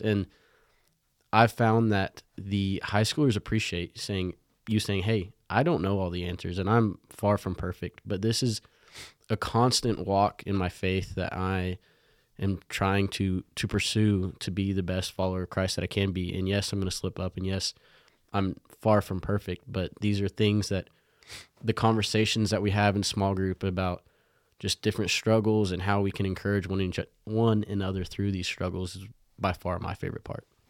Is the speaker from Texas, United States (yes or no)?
yes; Lubbock, Texas, United States; I grew up here in Lubbock